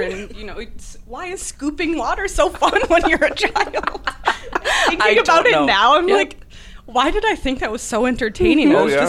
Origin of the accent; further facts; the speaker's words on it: Appleton, Wisconsin, United States; I'm from Appleton originally